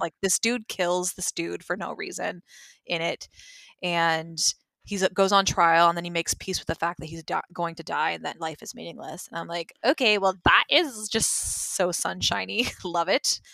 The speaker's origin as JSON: {"language": "English", "region": "Georgia", "country": "United States", "tie": "born or raised there", "said": "went to school in Georgia"}